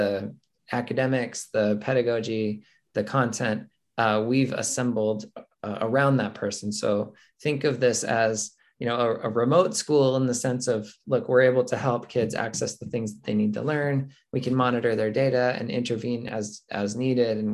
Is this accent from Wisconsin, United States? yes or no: no; Mesa, Arizona, United States; moved back to my hometown of Mesa, Arizona